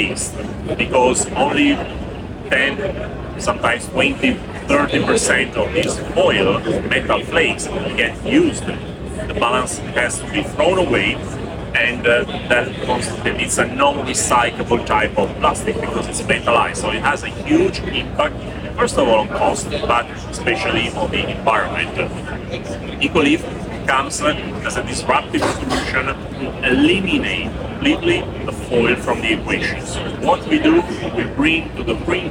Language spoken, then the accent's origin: English; Italy; I come from Italy